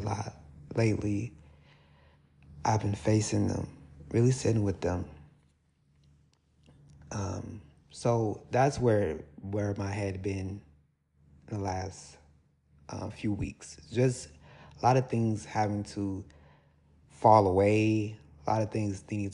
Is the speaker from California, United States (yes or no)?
no; Milwaukee, Wisconsin, United States; moved away as an adult; also born or lived in Baton Rouge, Louisiana; Around 2021, I moved from my hometown, Milwaukee